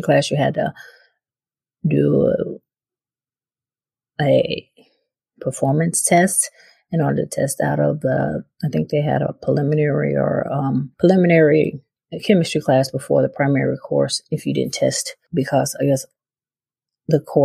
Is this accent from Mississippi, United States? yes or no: yes; Brookhaven, Mississippi, United States; moved away as an adult; also born or lived in Philadelphia; as I was a child growing up in Brookhaven, Mississippi, we moved there when I was 8